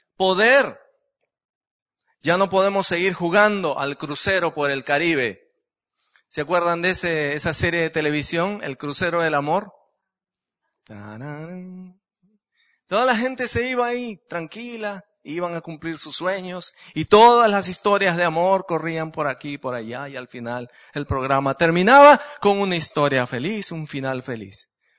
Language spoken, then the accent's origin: Spanish; Lima, Peru; soy peruano, nací en Lima, la capital del Perú